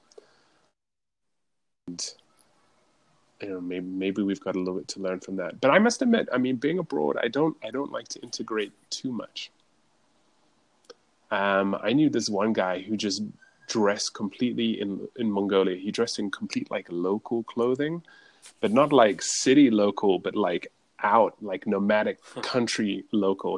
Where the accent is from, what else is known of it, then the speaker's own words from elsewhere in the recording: Scotland, United Kingdom; I was born in Scotland